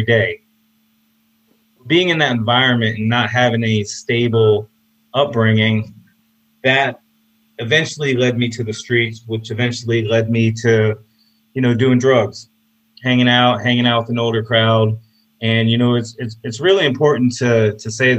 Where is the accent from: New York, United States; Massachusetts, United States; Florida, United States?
Florida, United States; Apopka; also born or lived in Orlando, Florida; I'm from Orlando, Florida, and I grew up in a small town called Apopka.